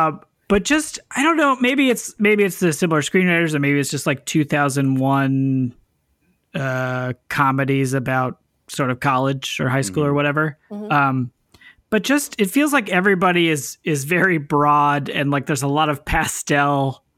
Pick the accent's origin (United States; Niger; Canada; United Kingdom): United States; California; Well, I mean, I grew up in Northern California.